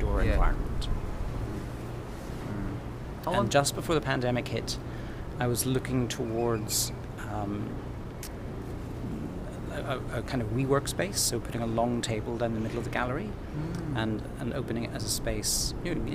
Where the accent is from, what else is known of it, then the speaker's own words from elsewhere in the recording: County Down, Northern Ireland, United Kingdom; moved away as an adult; also born or lived in Scotland / Australia; My home country is actually Ireland, but I was ordained in Scotland